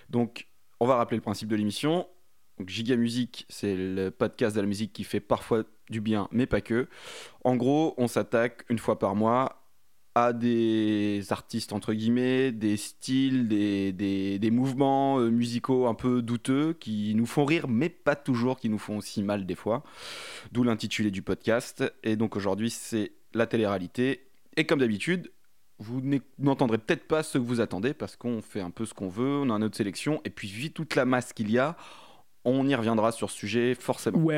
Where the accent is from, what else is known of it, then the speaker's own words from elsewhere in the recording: Tours, Centre-Val de Loire, France; 32 ans, je viens de Tours